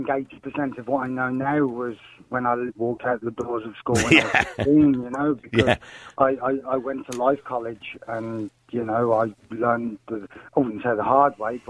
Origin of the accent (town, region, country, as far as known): United Kingdom; now in Ireland